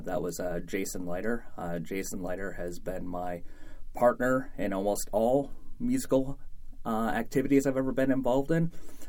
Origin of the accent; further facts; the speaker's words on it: Mount Pleasant, Michigan, United States; moved away as an adult; growing up in Mount Pleasant at the time I did. I graduated from high school in 1995